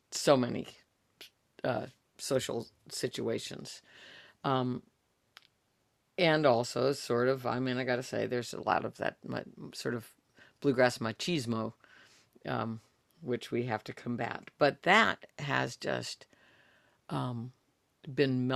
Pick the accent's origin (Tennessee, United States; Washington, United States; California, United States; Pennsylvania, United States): California, United States; Northern; the Mexican music that I've gotten to hear growing up in California. We're in Northern California